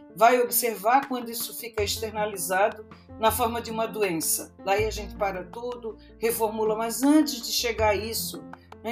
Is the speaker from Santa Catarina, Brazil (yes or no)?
yes; Florianópolis, Santa Catarina, Brazil; moved away as an adult; now in São Paulo, Brazil; Eu sou de Florianópolis, nasci lá e passei a minha adolescência, a minha juventude sem meu pai italiano deixar eu vir para São Paulo.